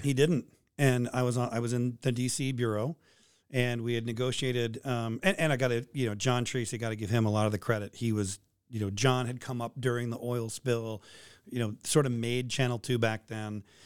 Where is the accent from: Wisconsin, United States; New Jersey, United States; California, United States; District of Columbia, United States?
California, United States; San Francisco; moved away as an adult; also born or lived in Boise, Idaho / Kalispell, Montana / Juneau, Alaska; now in Anchorage, United States; San Francisco, my, my hometown